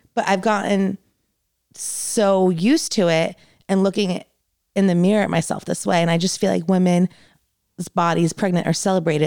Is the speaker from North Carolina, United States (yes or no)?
no; New Jersey, United States; moved away; I grew up in New Jersey